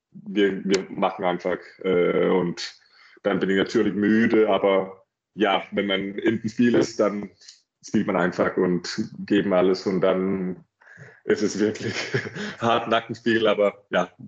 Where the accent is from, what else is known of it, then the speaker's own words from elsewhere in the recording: Denmark; German is a second language; mein, mein Freund aus Dänemark auch nicht so weit weg ist. Ich glaube, mein, so, mein Heimat ist eineinhalb Stunden weg von, von Flensburg.